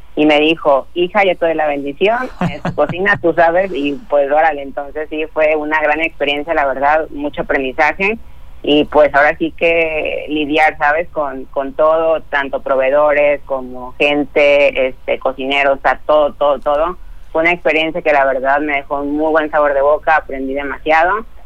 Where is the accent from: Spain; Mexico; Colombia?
Mexico; Tecomán, Colima; yo soy de Tecomán